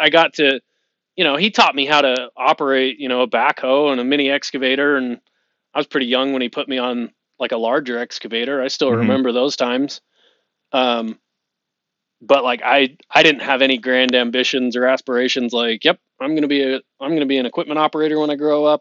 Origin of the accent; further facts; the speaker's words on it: Lehi, Utah, United States; I live in Lehigh, Utah. Mm-hmm. I share a boundary with my parents where I grew up